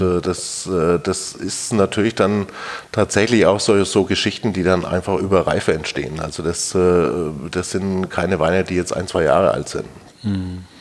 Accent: Germany; das haben wir so als Deutscher in der Breite nicht gelernt

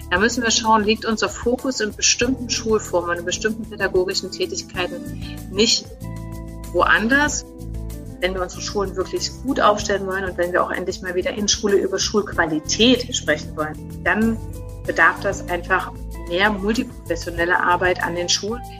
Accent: Dresden, Saxony, Germany; now in Berlin, Germany; Und ich habe tatsächlich als Dresdnerin in der Utopie gelebt

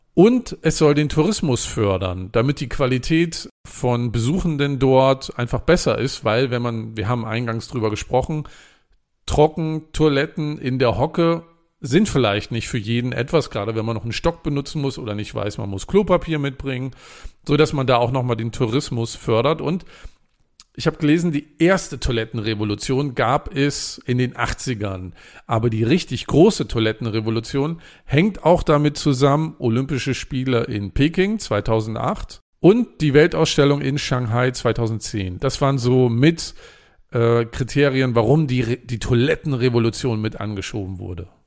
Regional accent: Germany; als Deutscher

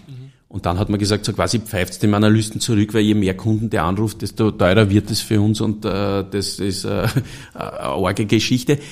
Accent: Stockerau, Lower Austria, Austria; ich komme aus Stockerau

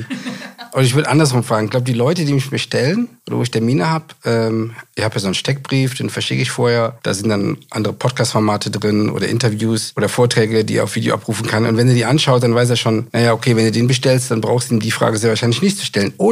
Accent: Düsseldorf, North Rhine-Westphalia, Germany; ich komme aus dem Ruhrgebiet und aus Düsseldorf.

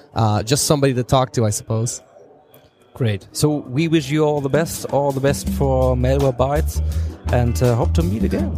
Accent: Chicago, Illinois, United States; moved away as an adult; now in Silicon Valley, United States; I came from Chicago. That's where I, I grew up

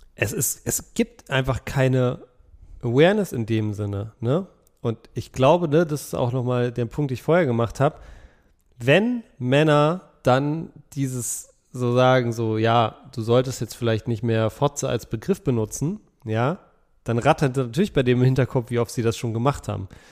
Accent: Berlin, Germany; ich bin ja auch in Berlin aufgewachsen

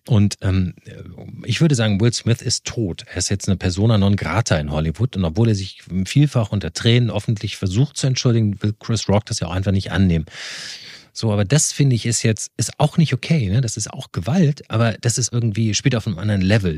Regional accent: Rhineland, Germany; moved away; ich komme ja aus dem Rheinland

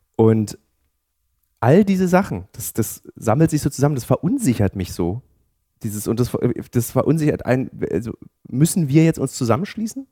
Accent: Berlin, Germany; in meiner Heimatstadt Berlin

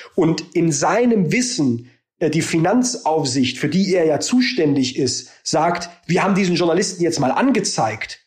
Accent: Baden-Württemberg, Germany; ich komme aus Baden-Württemberg

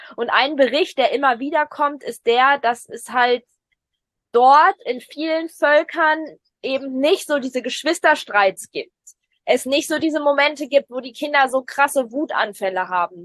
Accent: Germany; bei uns in Deutschland

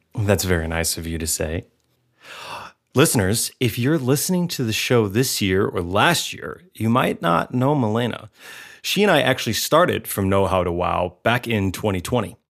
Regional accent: United States

